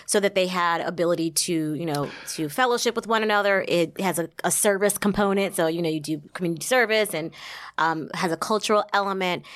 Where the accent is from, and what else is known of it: Somerset, New Jersey, United States; born or raised there